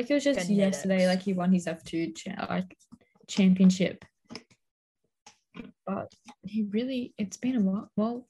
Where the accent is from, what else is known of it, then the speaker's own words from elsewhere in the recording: Australia; Is it because I'm Aussie?